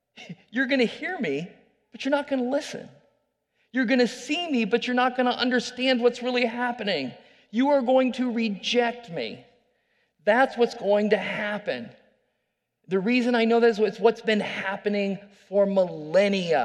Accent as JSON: {"language": "English", "town": "Iowa City", "region": "Iowa", "country": "United States", "tie": "born or raised there", "moved": "as an adult", "said": "I was born there, raised there. I love Iowa City"}